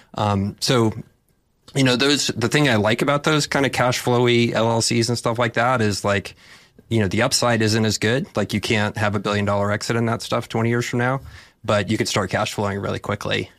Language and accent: English; Texas, United States; I'm from Texas